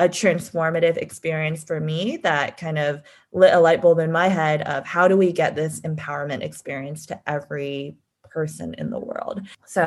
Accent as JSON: {"language": "English", "town": "San Diego", "region": "California", "country": "United States", "tie": "born or raised there", "said": "I grew up in San Diego and went to public school my whole life"}